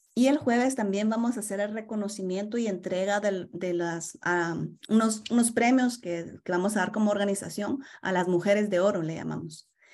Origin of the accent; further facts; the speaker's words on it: Guatemala; now in Toronto, Canada; soy guatemalteca